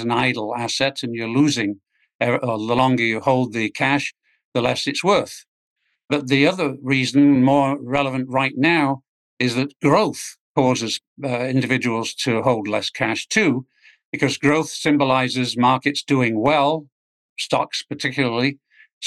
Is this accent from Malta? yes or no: no; England, United Kingdom; moved away as an adult; also born or lived in Washington, D.C.; now in United States; it starts with being English. I came over to the U.S. to graduate school, the Chicago Business School, and stayed. I never went back to England